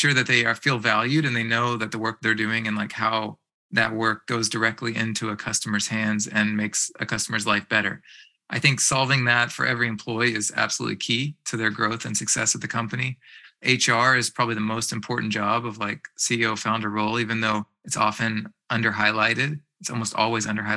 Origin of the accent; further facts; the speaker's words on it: East Coast, United States; moved away as an adult; now in Bay Area, United States; I was from the East Coast.